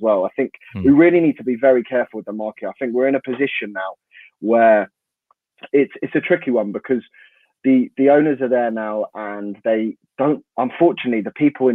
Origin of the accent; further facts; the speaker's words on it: London, United Kingdom; you can probably hear I'm from London as well, so a lot of my mates are Gooners